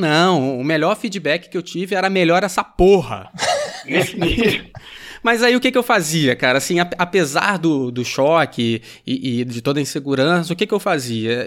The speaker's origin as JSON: {"language": "Portuguese", "town": "São Gonçalo", "region": "Rio de Janeiro", "country": "Brazil", "also_born_or_lived": "Niterói", "said": "Eu sou de São Gonçalo, estudei em Niterói"}